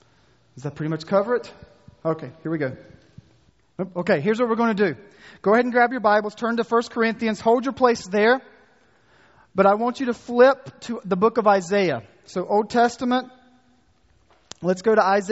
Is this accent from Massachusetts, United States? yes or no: no; North Carolina, United States; accent: North Carolina; my North Carolina accent